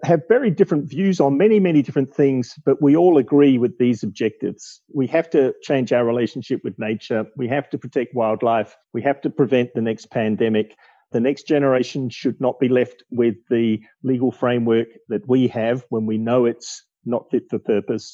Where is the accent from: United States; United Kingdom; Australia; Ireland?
Australia; growing up in Australia, seeing shifts in attitude to wildlife and native vegetation.